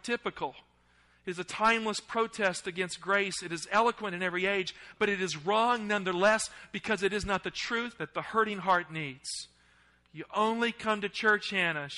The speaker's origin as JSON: {"language": "English", "region": "the South", "country": "United States", "tie": "born or raised there", "accent": "Southern", "said": "I grew up in the South, so let me focus on my roots here a little bit. I'm actually slipping into a Southern accent as I'm thinking about it."}